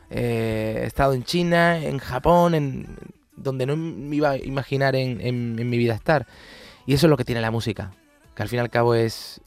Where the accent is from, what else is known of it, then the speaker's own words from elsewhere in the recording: Palma del Río, Andalusia, Spain; moved away; el de mi pueblo